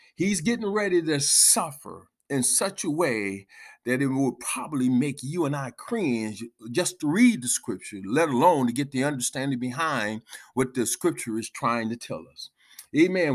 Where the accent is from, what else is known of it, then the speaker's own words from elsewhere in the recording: United States; we as American, um, ancest-, ancestors of those who had to go through the time of being whipped